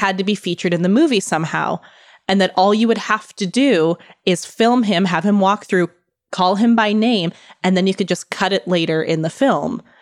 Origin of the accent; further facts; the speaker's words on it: Midwest, United States; I grew up in the Midwest